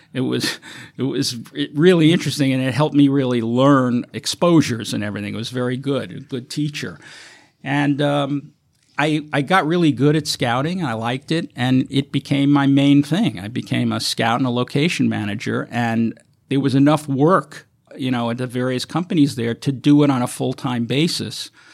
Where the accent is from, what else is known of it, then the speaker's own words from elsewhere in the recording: New York City, New York, United States; growing up in New York